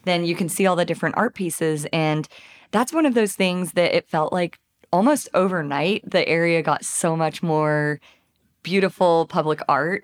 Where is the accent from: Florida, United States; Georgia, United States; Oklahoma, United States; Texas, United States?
Texas, United States; Tyler; now in Fayetteville, United States; I'm from Tyler, Texas